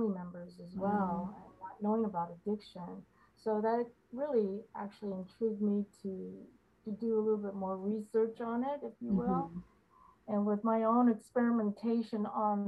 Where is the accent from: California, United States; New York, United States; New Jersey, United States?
California, United States; Los Angeles; I was born and raised in LA and went to school in Hollywood.